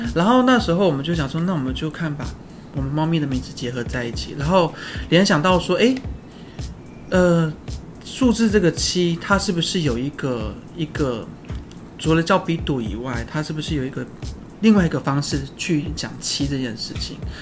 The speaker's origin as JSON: {"language": "Chinese", "country": "Taiwan", "said": "我布农族嘛"}